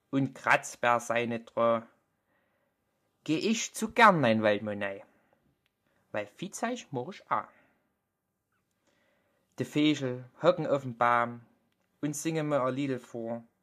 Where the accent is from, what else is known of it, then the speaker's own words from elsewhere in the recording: Germany; accent: Vogtland dialect; Also man hört es mir richtig doll an. Ich habe einen vogtländischen Dialekt.